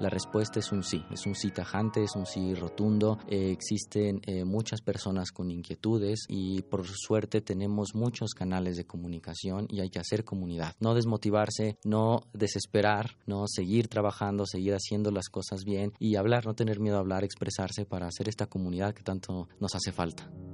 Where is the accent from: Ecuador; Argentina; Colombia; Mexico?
Mexico; Mexico City; Nací en la Ciudad de México en 1990.